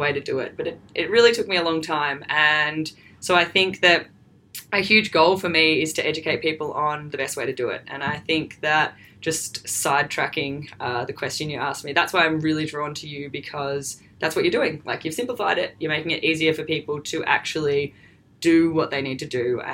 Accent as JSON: {"language": "English", "town": "Melbourne", "region": "Victoria", "country": "Australia", "said": "I'm from Melbourne here"}